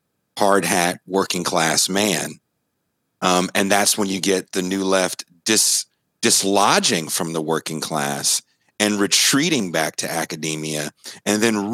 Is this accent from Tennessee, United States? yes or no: no; Richmond, California, United States; also born or lived in Oakland, California / North Dakota; I'm from the San Francisco Bay Area. I was born in Oakland. I grew up in a city called Richmond, California.